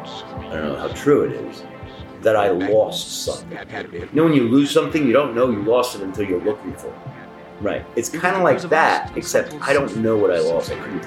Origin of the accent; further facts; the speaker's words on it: New York City, New York, United States; also born or lived in Israel; I was used to New York.